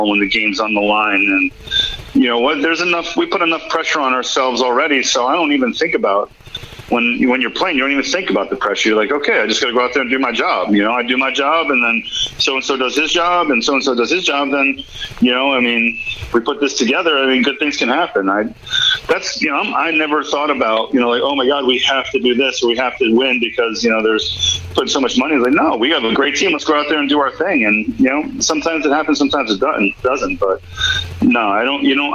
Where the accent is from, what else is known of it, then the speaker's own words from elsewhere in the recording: New England, United States; growing up in New England